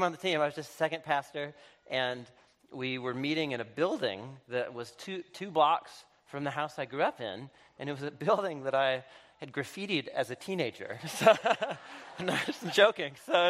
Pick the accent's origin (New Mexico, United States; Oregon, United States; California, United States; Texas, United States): Oregon, United States; Portland; 3 years ago, I moved back to my hometown, to Portland, Oregon, and I was supposed to move home and be close to family